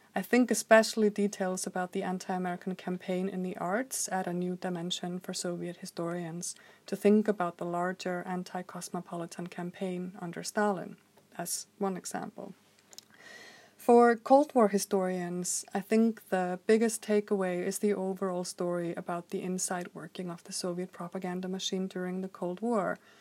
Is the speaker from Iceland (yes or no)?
yes; Reykjavik, Capital Region, Iceland; I grew up in Reykjavik, Iceland in the 1980s